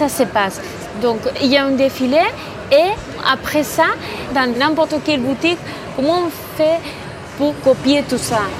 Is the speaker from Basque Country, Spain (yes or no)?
yes; Bilbao, Basque Country, Spain; French is a second language; moved away as an adult; now in Paris, France; j'ai 32 ans, je viens de Bilbao. Moi, je suis journaliste. Ça fait presque cinq mois qu'on est à Paris.